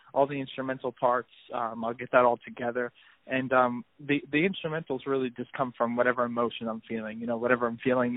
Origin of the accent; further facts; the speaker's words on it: Toms River, New Jersey, United States; I'm from Toms River, New Jersey